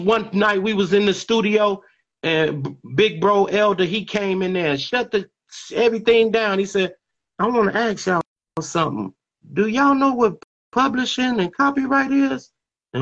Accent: Chicago, Illinois, United States; moved away as an adult; also born or lived in Atlanta; I grew up on Airbrook amongst all the gangsters that you could think about.

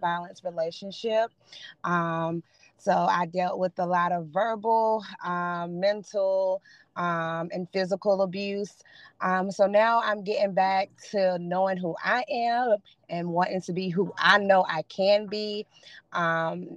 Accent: Durham, North Carolina, United States; I am from Durham, North Carolina

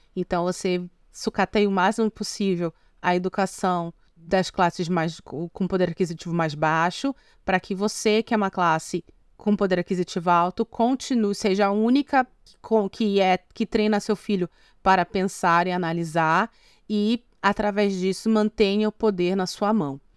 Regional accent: North Region, Brazil; moved away; also born or lived in Northeast Brazil / São Paulo; como uma mulher brasileira nascida no norte que tem vivência no Nordeste

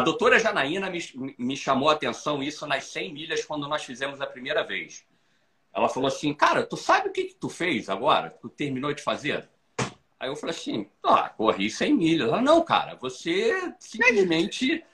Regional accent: Brazil; now in Florida, United States; eu sou brasileiro, moro aqui

